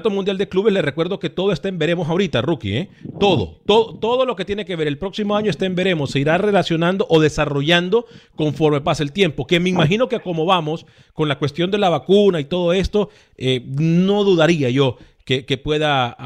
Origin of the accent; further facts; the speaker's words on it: Honduras; yo como hondureño tengo que decirle algo.